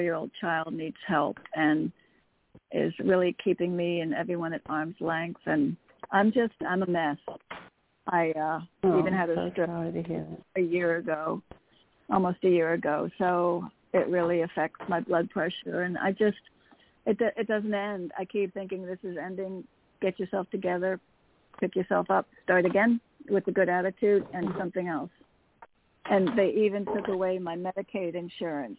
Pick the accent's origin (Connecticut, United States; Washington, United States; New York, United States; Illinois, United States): Connecticut, United States; from Connecticut.